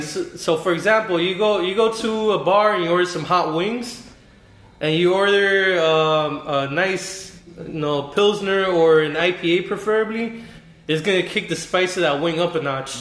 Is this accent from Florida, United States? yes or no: yes; Miami, Florida, United States; also born or lived in New York; I was born in New York, raised in Miami